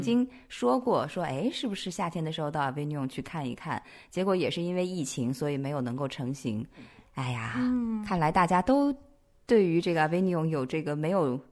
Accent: Nanchang, Jiangxi, China; moved away; 我的家嗯乡这个美食也不错，就是江西南昌

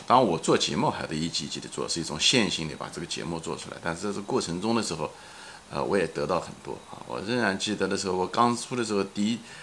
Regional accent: China; moved away as an adult; now in United States; 童年是在毛泽东时代， 毛时代， 生活很匮乏， 但是呢， 也很快乐地在童年中度过的， 啊，少年青年的时候呢，是在中国改革开放

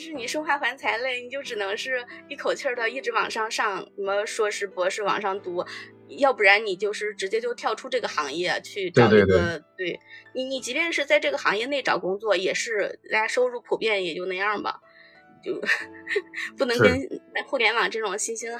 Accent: Henan, China; moved away as an adult; now in Beijing, China; 我老家是河南的，

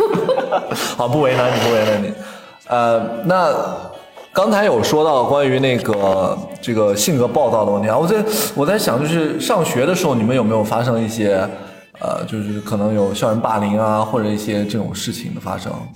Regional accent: Xi'an, Shaanxi, China; also born or lived in Guangzhou; now in Shanghai, China; 我自己是来自陕西西安的嘛

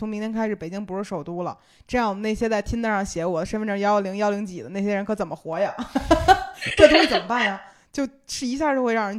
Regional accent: Beijing, China; 也跟我们北京人也好不到哪儿去

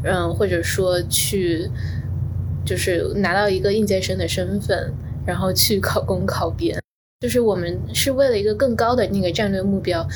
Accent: Fuzhou, Fujian, China; moved away as an adult; also born or lived in Beijing; now in New York, United States; 我家乡的，呃，时代广场叫做东街口

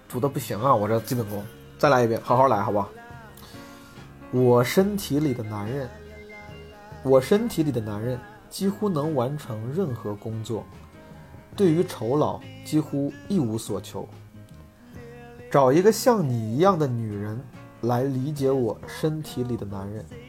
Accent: Zhengzhou, Henan, China; moved away; 我那天回老家，回郑州

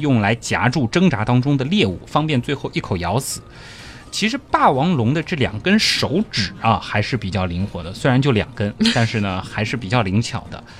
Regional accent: China; 我们中国人

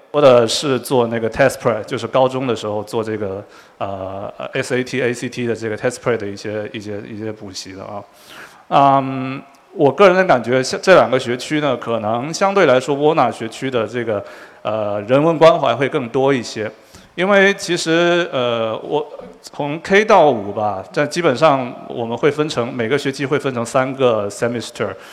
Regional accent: Quanzhou, Fujian, China; moved away as an adult; also born or lived in Shanghai; now in United States; 我们都是福建人。然后我是泉州人

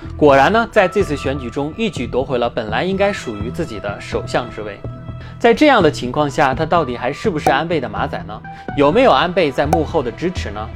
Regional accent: China; 咱们中国

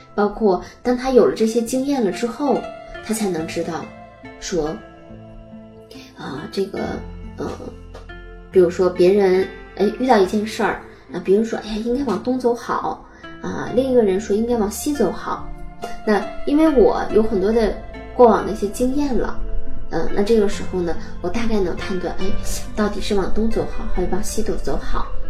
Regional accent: Northeast China, China; accent: Northeastern (Dongbei) dialect; 我们东北话说

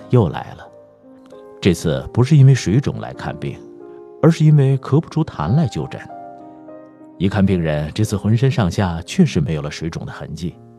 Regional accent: Beijing, China; accent: old Beijing; 虽然算不上北京人，但从小在北京长大，养成了说话都随了老北京的腔调和习惯

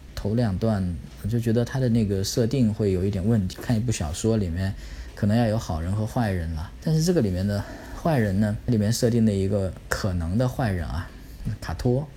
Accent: China; 我们是中国人，我们是汉族

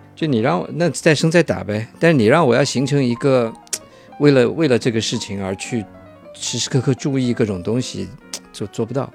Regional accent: Shanghai, China; 我小的时候，在上海流行过一，一段时间

